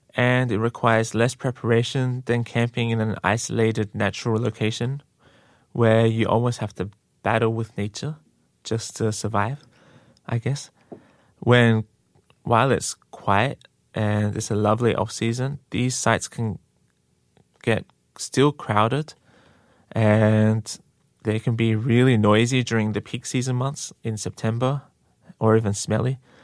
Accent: Australia; now in Korea; I'm Australian

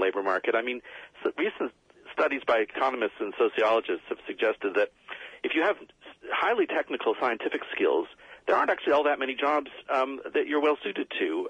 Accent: United States; when I was a kid, everyone had to learn to use the slide rule because I was growing up in America

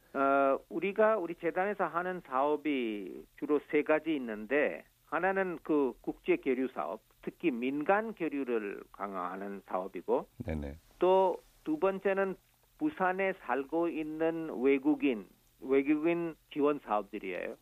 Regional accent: Santiniketan, West Bengal, India; Korean is a second language; moved away as an adult; also born or lived in Delhi, India; now in Busan, South Korea; 타골 시인의 산티니케탄 학교 있는 곳이 내 고향입니다.

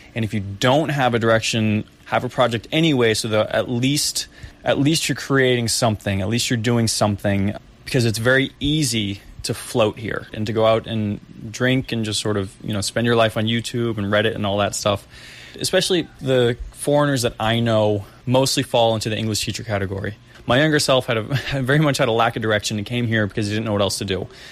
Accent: Boston, Massachusetts, United States; moved away as an adult; now in South Korea; I was from Boston

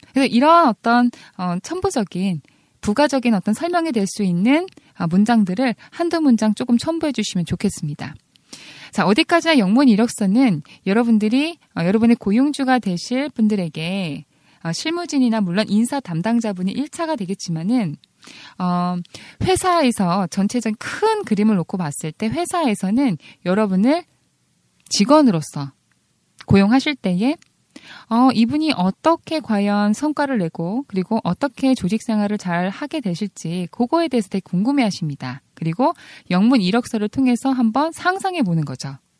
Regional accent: South Korea; first language Korean; 저희들의 모국어 mother tongue은 코리안이죠. second language가 English예요.

